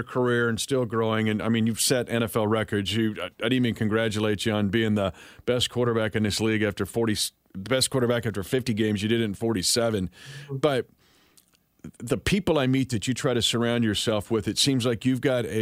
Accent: Kansas, United States; I grew up in Kansas

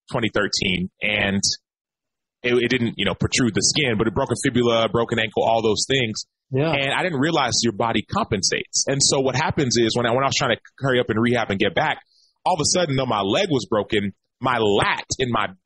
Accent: Dallas, Texas, United States; I grew up in Dallas.

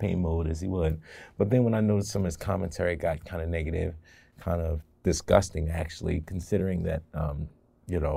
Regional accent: Baltimore, Maryland, United States; I was born and raised in Baltimore. I never lived outside of 695 my entire life

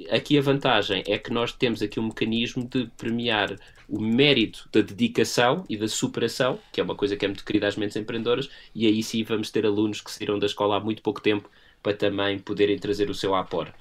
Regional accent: Portugal

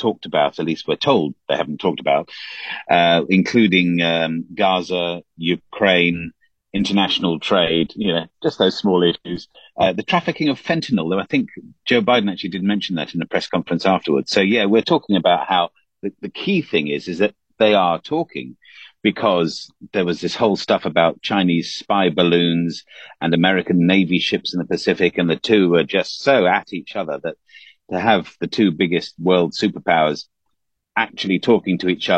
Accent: England, United Kingdom; As an Englishman

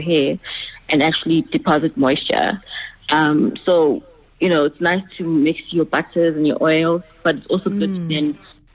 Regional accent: Eswatini; I was born in Swaziland

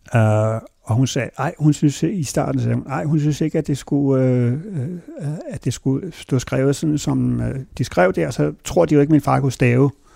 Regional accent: Hornbæk, Capital Region of Denmark, Denmark; also born or lived in Copenhagen / Virum; så jeg voksede op, og så altså hele min skoletid, der boede jeg i det hus, som min, min far boede i, indtil han døde, som lå klods op i Hornbæk Plantage

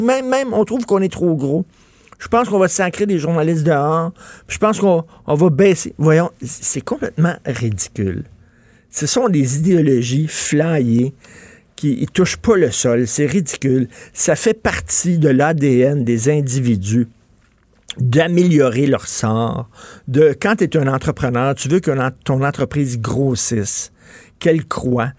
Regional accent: Quebec, Canada

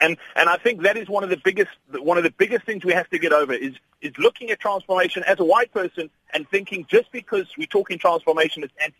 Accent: South Africa; But as a sports fan and a South African, I am proudly South African.

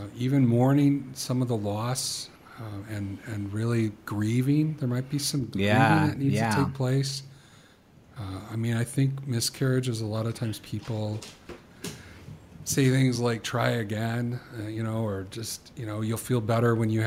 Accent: the South, United States; moved away; I was born in the South

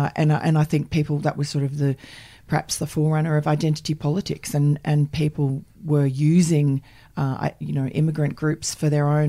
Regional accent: New York, United States; born there; I was born in Jamaica, Queens, which is Donald Trump territory.

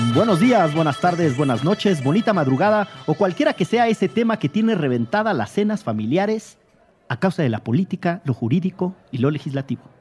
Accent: Orizaba, Veracruz, Mexico; now in Mexico City, Mexico; yo soy oriundo de Orizaba, Veracruz

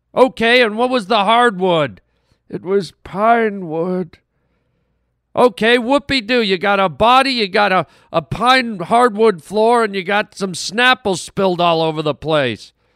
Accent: Canada; moved away; also born or lived in Germany; I grew up in Canada and, and French was mandatory, and I lived in Germany for a, a wh-, a while

